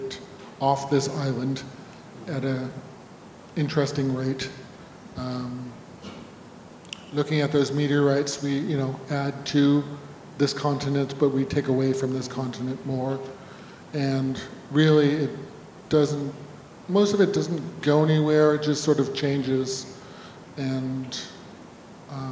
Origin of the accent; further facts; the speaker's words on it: Northern Ontario, Canada; growing up in Northern Ontario